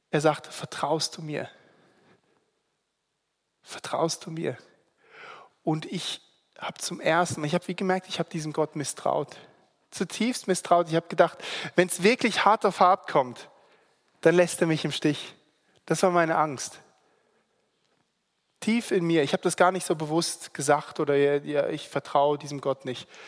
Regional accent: Singapore; also born or lived in Germany; now in Switzerland; eben im Internat bin ich aufgewachsen in Singapur und ähm, habe bin dann nach Deutschland, habe meine Ausbildung gemacht.

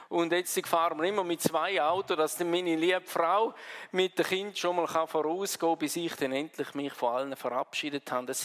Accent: Switzerland; Wir würden sagen Hügel, wir sind ja Schweizer, oder? Bei uns ist nicht so schnell ein Berg.

